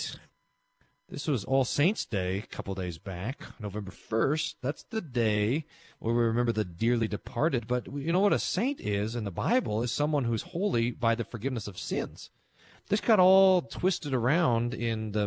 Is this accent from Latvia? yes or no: no; Australia; accent: Australian; my Australian accent